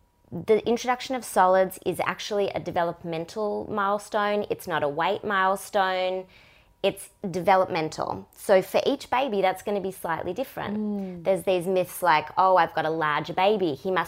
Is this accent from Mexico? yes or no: no; Melbourne, Victoria, Australia; Very far down south, Australia.